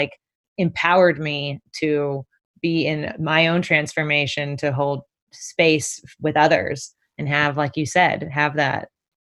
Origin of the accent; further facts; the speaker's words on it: Concord, California, United States; moved away as an adult; also born or lived in Portland, Oregon / Walnut Creek, California / Santa Barbara, California; now in New York City, United States; I was born in Portland, Oregon, but when I was three, I moved to the Bay Area. So I grew up in Concord and Walnut Creek, which is in the Bay, East Bay.